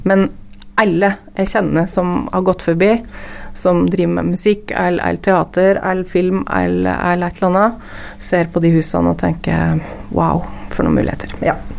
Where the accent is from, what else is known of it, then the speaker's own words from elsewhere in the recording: Gausdal, Innlandet, Norway; moved away as an adult; now in Lillehammer, Norway; jeg er fra Gassdal opprinnelig